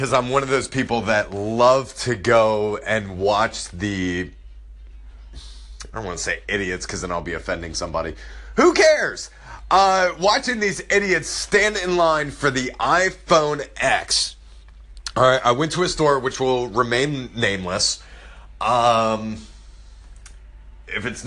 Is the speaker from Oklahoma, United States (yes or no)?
no; Florida, United States; now in South Carolina, United States; I'm from Florida originally. Moved up here to South Carolina.